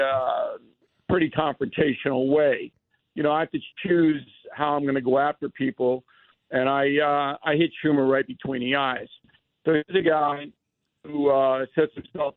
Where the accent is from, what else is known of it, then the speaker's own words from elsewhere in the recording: Levittown, New York, United States; when I was growing up in Levittown